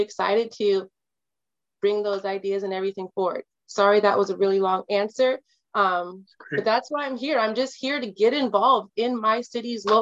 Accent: Kirkland, Washington, United States; also born or lived in Atlanta / Detroit; Being a person of color growing up on the East Side

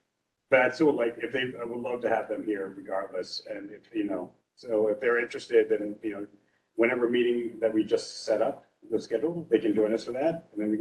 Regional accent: Ashburn, Virginia, United States; I'm from Ashburn and, you know, that carve out is there.

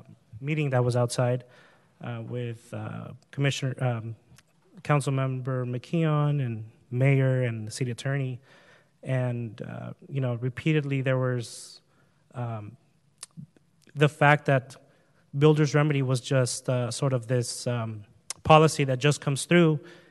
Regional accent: Huntington Beach, California, United States; I grew up in Oakview, which is one of the lowest income neighborhoods in Huntington Beach.

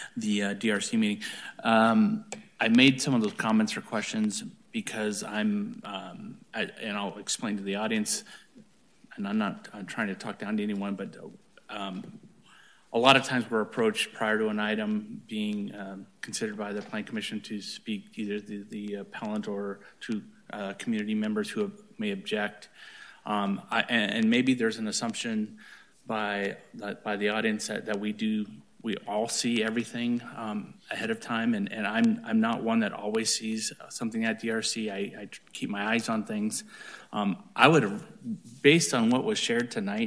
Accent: East Orange, United States; moved away; I'm from East Orange, so I'm not from this area

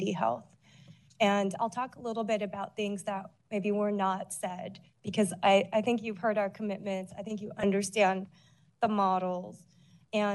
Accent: Honolulu, Hawaii, United States; now in San Francisco, United States; I grew up in Honolulu

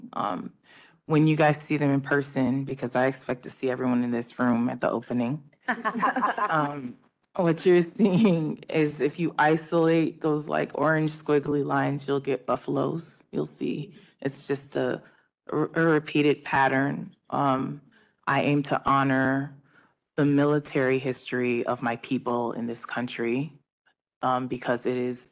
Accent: San Francisco, California, United States; growing up in San Francisco

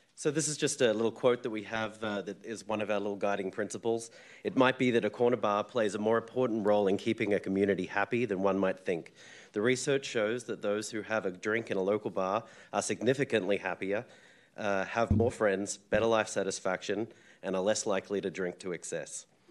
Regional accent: Australia; moved away as an adult; now in San Francisco, United States; I'm from Australia. I've called San Francisco home since two thousand seven

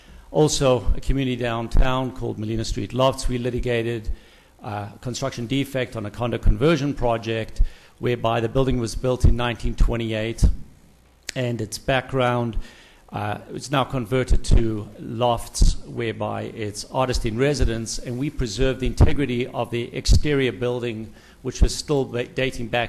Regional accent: South Africa; moved away as an adult; now in Calabasas, United States; originally from South Africa, been here many, many years, 22 years, so now I'm just an American with a funny accent

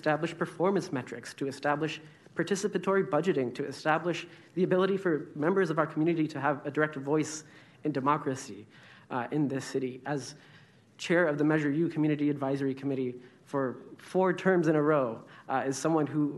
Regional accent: Sacramento, California, United States; born and raised in Sacramento

